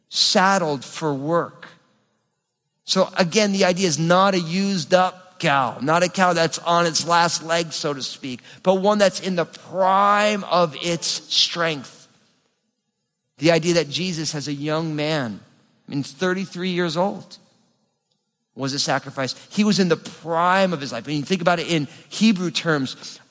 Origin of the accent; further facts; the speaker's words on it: New Jersey, United States; I'm from New Jersey